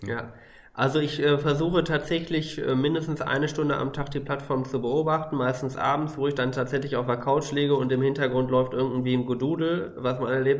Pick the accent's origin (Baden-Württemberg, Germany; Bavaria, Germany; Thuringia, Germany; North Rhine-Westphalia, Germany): North Rhine-Westphalia, Germany; Ruhr area; ich bin aus dem Ruhrgebiet, da ist alles total dicht besiedelt.